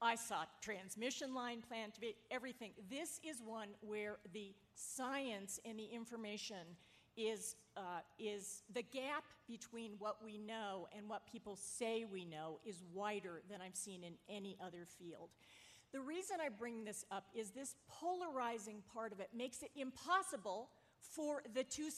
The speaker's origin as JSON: {"language": "English", "region": "Southern California", "country": "United States", "tie": "born or raised there", "also_born_or_lived": "Massachusetts", "moved": "yes", "said": "I grew up in Southern California"}